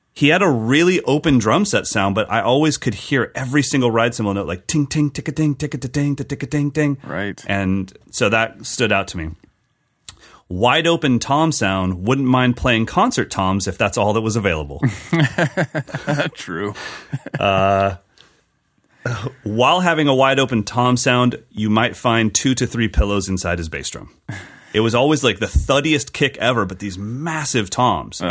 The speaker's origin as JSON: {"language": "English", "region": "California", "country": "United States", "tie": "born or raised there", "said": "as a Californian kid"}